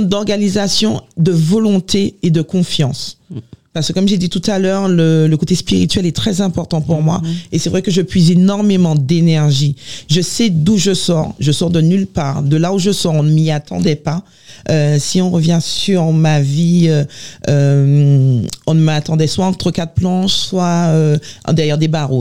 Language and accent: French; Les Abymes, Guadeloupe; now in France; Je suis née en Guadeloupe, j'ai grandi en Guadeloupe